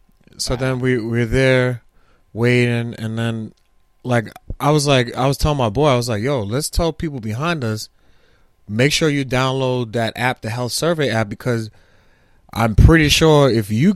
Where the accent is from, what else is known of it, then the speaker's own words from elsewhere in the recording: New York City, New York, United States; also born or lived in Brooklyn; I for all my adult life, my teenage life, I grew up in Staten Island